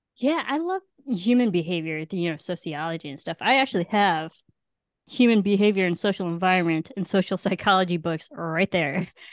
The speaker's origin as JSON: {"language": "English", "region": "Illinois", "country": "United States", "tie": "born or raised there", "said": "growing up in Illinois in the Midwest"}